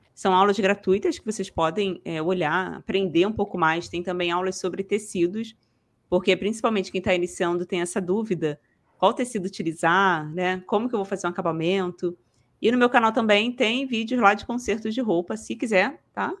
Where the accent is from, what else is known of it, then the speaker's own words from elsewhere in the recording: Rio de Janeiro, Brazil; accent: carioca; sou do Rio, nem, nem falei, né? Sou ah, carioca